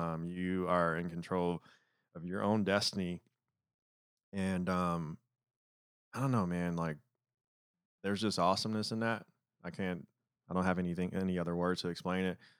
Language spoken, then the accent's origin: English; Detroit, Michigan, United States; moved away; growing up in Detroit